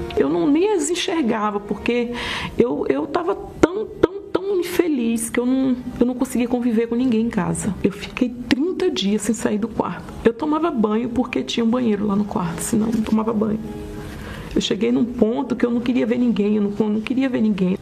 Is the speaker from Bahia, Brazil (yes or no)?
yes; Itamaraju, Bahia, Brazil; Eu nasci numa cidade chamada Itamaraju, na Bahia